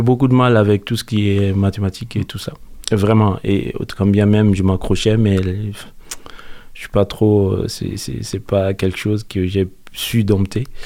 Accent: Mopti, Mali; moved away; Je suis né à Mopti, au Mali, dans le centre du Mali

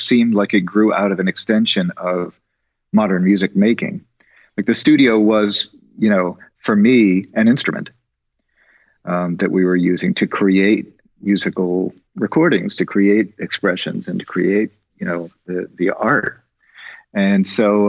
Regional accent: New York City, New York, United States; as a young person growing up in New York City

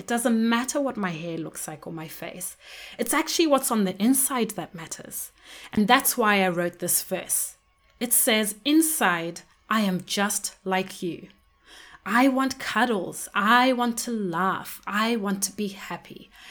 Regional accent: Zimbabwe; When I was growing up in Zimbabwe, I was surrounded by many different people, but mainly people who looked like me

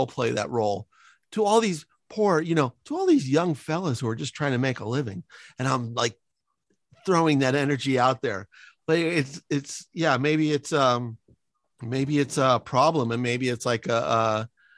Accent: San Francisco, California, United States; moved away; also born or lived in Los Angeles area (implied); I live in enemy territory because I grew up in San Francisco

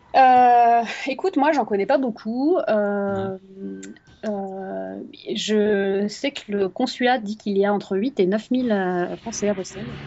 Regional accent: France; moved away

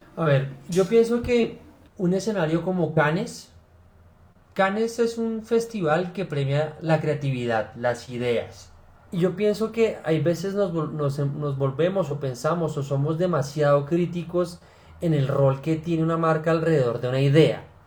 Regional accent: Bogotá, Colombia; also born or lived in Cali; yo soy Rolo, eh, o nací en Cali, pero pues eso, fue una circunstancia, yo la verdad es que soy Rolo.

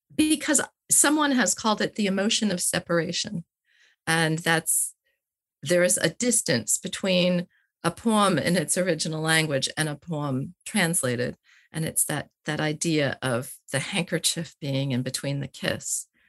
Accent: United States; moved away; also born or lived in Wales; I come as an American

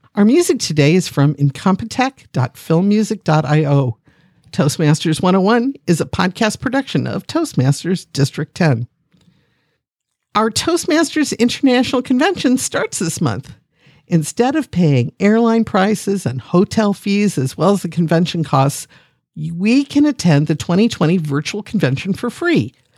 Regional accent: Akron, Ohio, United States; I'm a geek from Akron, Ohio, the city once known as the rubber capital of the world

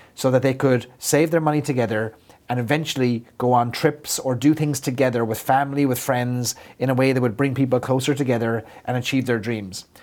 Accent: Ireland; as an Irishman, I feel like I have to live up to my the caricature of myself

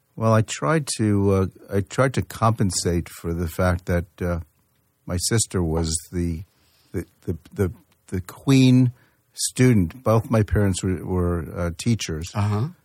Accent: Yonkers, New York, United States; I grew up in in uh, mostly in Yonkers, New York

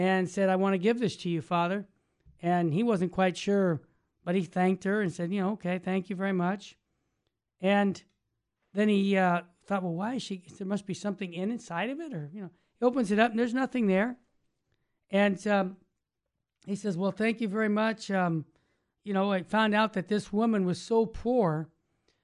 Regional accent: United States; we were all brought up in America

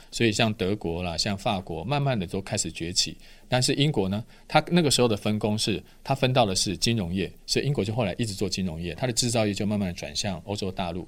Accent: Taiwan; 我们台湾人

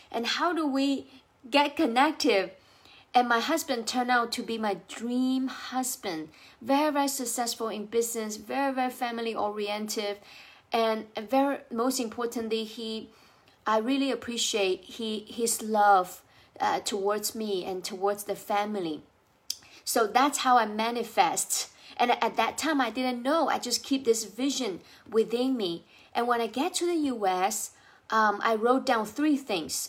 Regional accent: China; English is a second language; now in United States; I speak with an accent because I, I wasn't born in the U S, I was, uh, born and raised in China

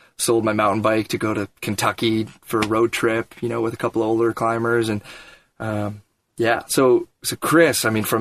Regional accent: just north of Toronto, Ontario, Canada; I grew up just north of Toronto.

